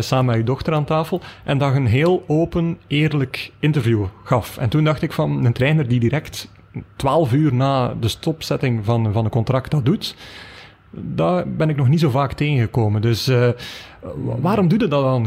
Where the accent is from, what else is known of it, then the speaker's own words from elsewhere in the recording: Belgium; wij als Belgen